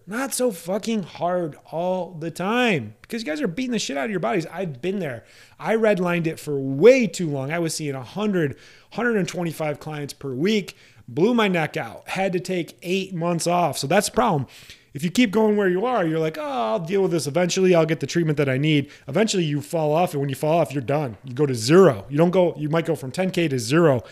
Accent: Iowa, United States; home state of Iowa

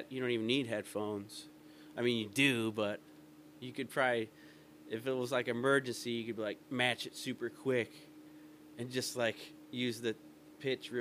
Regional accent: Calumet City, Illinois, United States; also born or lived in Hammond, Indiana / East Chicago, Indiana; now in Elgin, United States; I'm from Calumet City, Hammond area, East Chicago. Like, that area is where I grew up.

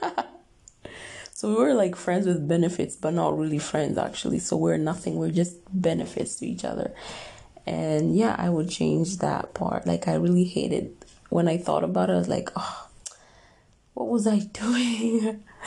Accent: Kenya; moved away as an adult; now in Dubai, United Arab Emirates; I was born and raised in Africa, Kenya, and I've lived there for like 22 years and then I moved to Dubai

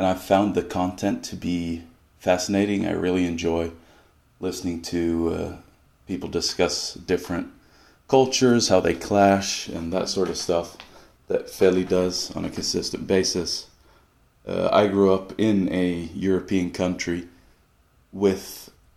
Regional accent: Sweden; I grew up in Sweden and my mother is from California

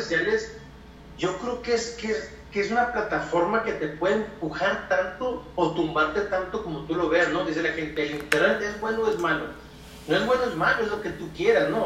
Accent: Chihuahua, Mexico; soy de México, de Chihuahua, Chihuahua, México

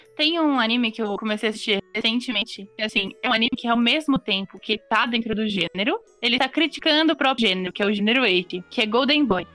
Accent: Brazil; nós somos mulheres brasileiras

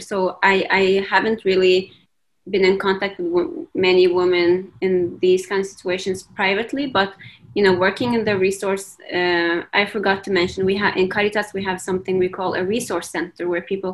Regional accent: Norway; also born or lived in Iraq / England; coming from originally from Iraq and growing up in Norway, I grew up with two cultures.

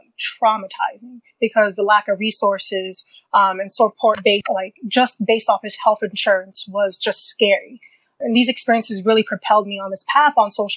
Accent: New York City, New York, United States; I grew up in Queens, New York

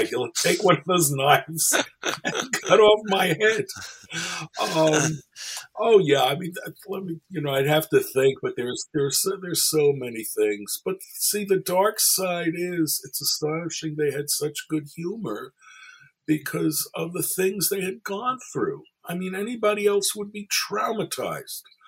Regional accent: New York City, New York, United States; I'm a kid growing up in Brooklyn, New York

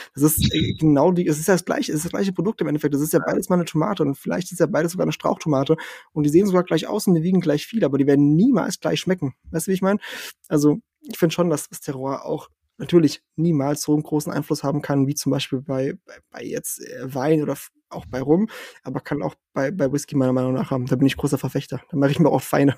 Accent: southern Portugal, Portugal; now in Germany; ich bin ja in, in Portugal aufgewachsen im Süden

